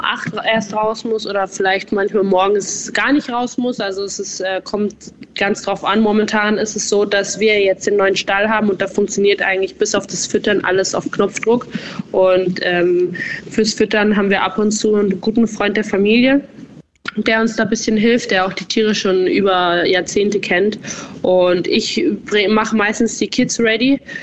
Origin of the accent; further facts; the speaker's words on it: Bavaria, Germany; accent: Bavarian; moved away as an adult; also born or lived in Styria, Austria / Berlin; now in Austria; ich komme ja aus Bayern